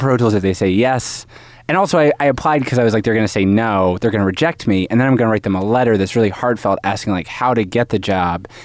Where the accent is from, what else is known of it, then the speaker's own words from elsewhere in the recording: Haverford, Pennsylvania, United States; Haverford, Pennsylvania. It's, like, outside Philadelphia